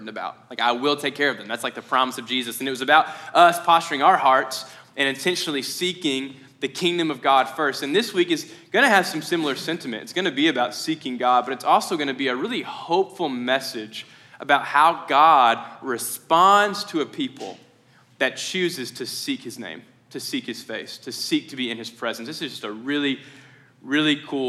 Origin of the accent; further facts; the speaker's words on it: Mayfield, Kentucky, United States; I'm from Mayfield